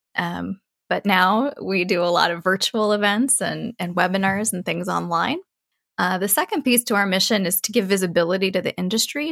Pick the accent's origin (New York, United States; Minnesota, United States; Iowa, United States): Iowa, United States; rural; moved away as an adult; also born or lived in Michigan; now in Montana, United States; I grew up in rural Iowa and attended the University of Iowa